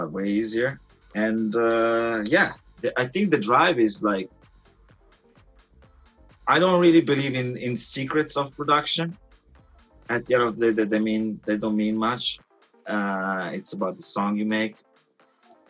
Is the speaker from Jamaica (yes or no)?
no; Italy; now in Los Angeles, United States; I grew up in Italy